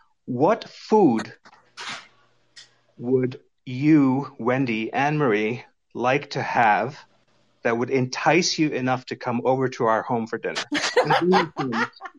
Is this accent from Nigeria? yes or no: no; Pakistan; moved away; I'm actually originally from Pakistan.